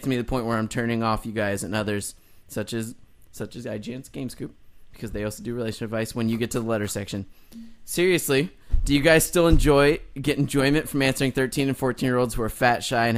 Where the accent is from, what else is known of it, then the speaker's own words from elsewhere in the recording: Toronto, Ontario, Canada; now in Japan; moved to Japan, a decision that was, perhaps unsurprisingly, inspired largely by my love of gaming, but I'm from Toronto originally.